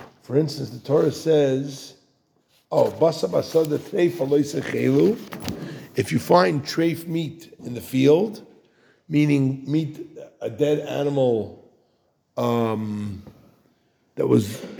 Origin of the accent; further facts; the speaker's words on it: United States; today we live in America. We're Americans